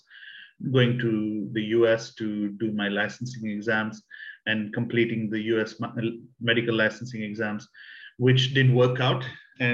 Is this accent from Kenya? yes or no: yes; Kenya; also born or lived in South India; I'm originally Indian. I was born in the south of India, but I grew up in Kenya